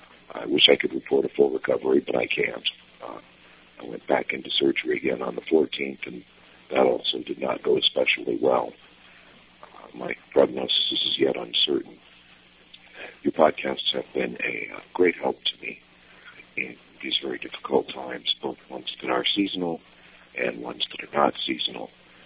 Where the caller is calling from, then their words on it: Denver, Colorado, United States; I'm calling from Denver, Colorado.